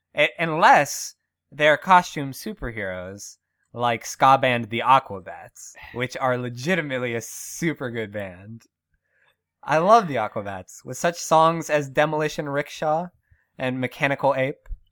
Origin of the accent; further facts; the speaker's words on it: Western Pennsylvania, United States; Born and raised in Western P